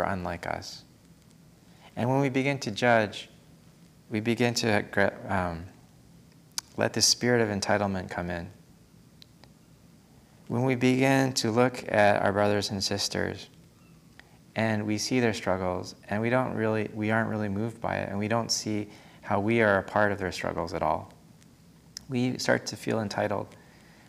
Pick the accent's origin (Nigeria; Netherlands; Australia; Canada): Canada; moved away as an adult; also born or lived in California / East Coast, United States; now in United States; Growing up in Canada and then spending an extended time in California